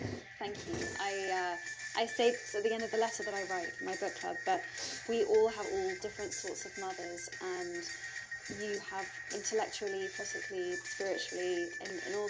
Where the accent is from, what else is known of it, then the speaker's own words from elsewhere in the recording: London, United Kingdom; moved away; also born or lived in New York; I grew up in Islington